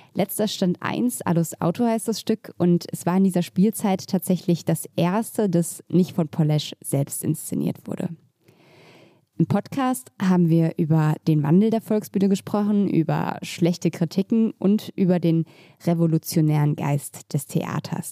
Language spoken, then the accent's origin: German; Berlin, Germany; ich bin in Mitte aufgewachsen